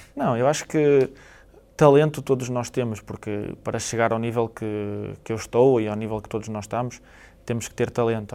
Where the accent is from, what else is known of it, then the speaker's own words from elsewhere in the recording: Portugal; moved away; como português